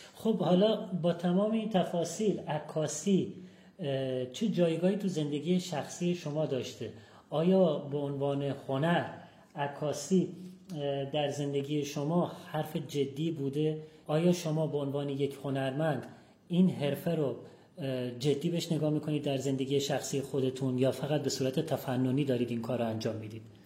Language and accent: Persian; Abadan, Khuzestan, Iran